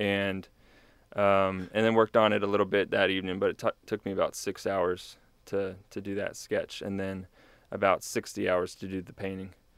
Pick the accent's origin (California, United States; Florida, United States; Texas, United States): Texas, United States; New Braunfels; now in College Station, United States; I grew up in New Braunfels area